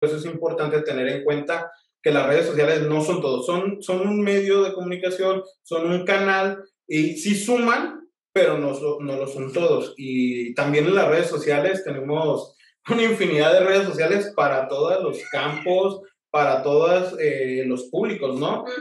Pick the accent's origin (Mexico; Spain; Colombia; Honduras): Mexico; Tijuana, Baja California; also born or lived in Michoacán; soy este, originario de Michoacán, pero me siento tijuanense por adopción, ¿no? Llegué aquí desde muy pequeño, ajá, y, pues ya yo crecí y, corrí, aprendí y me crié en esta bella hermosa ciudad de Tijuana